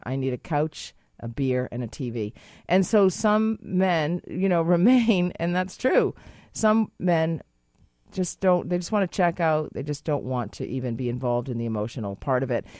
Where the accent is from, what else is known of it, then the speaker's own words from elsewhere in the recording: Boston, Massachusetts, United States; now in Canada; I'm from Boston